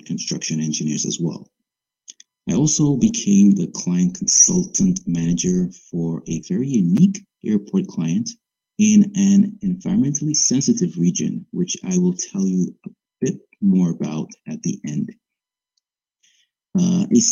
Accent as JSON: {"language": "English", "country": "Dominica", "tie": "born or raised there", "moved": "yes", "said": "born and raised in the Commonwealth of Dominica"}